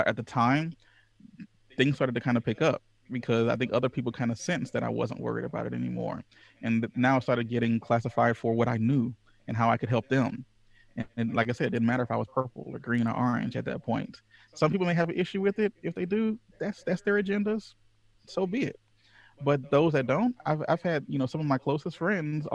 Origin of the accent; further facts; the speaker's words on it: Louisiana, United States; I was raised in Louisiana, the Deep South